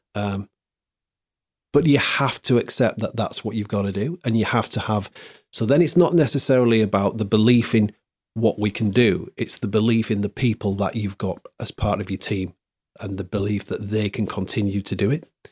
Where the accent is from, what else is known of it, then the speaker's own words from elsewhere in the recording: Hull, Yorkshire and the Humber, United Kingdom; I was born here. It's my, it's my hometown